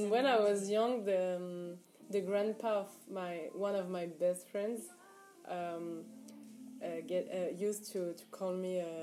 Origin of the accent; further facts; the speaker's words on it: Morocco; I'm from Morocco